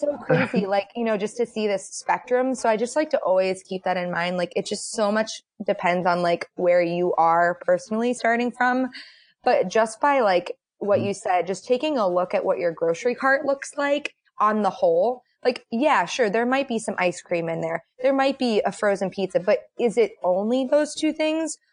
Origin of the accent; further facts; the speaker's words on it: Boston, Massachusetts, United States; moved away as an adult; now in Cincinnati, United States; I'm from the East Coast. I'm from Boston